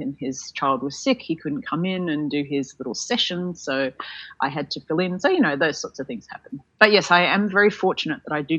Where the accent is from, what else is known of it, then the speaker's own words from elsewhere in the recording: Sydney, New South Wales, Australia; at the time I was from Sydney, he was from Melbourne.